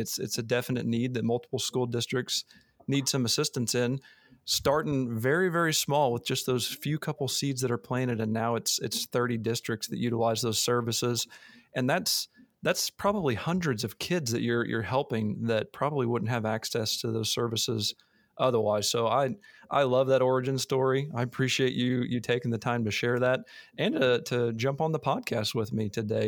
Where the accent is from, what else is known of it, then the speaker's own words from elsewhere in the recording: Missouri, United States; moved away; I'm a Missouri boy, I grew up in Missouri